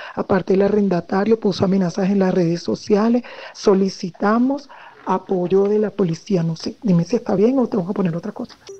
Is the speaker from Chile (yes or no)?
no; Venezuela; now in Colombia; nosotros somos venezolanas